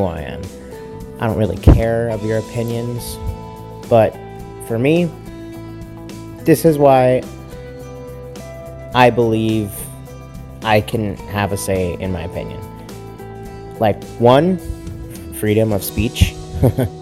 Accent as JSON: {"language": "English", "region": "Texas", "country": "United States", "tie": "born or raised there", "said": "I'm from Texas. I was born in Texas. I was raised in Texas"}